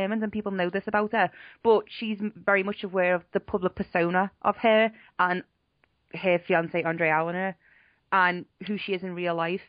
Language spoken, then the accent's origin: English; Liverpool, North West England, United Kingdom; I'm from Liverpool